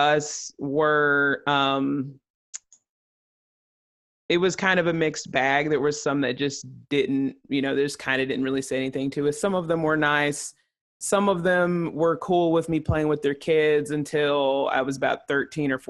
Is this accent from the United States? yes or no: yes; Chattanooga, Tennessee, United States; moved away; also born or lived in Johnson City, Tennessee; growing up in Chattanooga